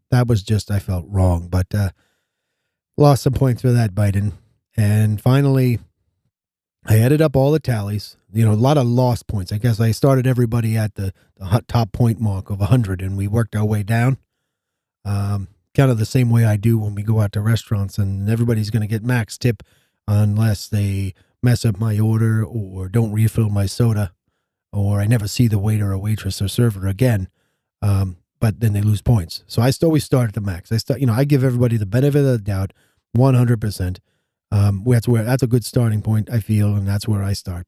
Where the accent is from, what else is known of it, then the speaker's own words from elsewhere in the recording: United States; As an American citizen